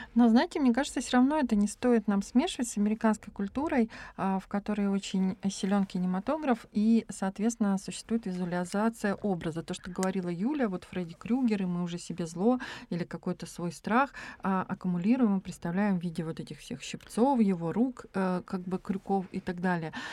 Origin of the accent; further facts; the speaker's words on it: a stanitsa in Krasnodar Krai, Russia; moved away as an adult; now in Saint Petersburg, Russia; я э, вообще родилась в станице в Краснодарском крае. И э, я с ужасом думала о том, как я поеду в город